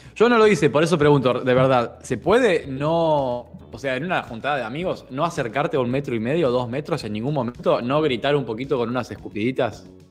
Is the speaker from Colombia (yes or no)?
no; Argentina; soy argentino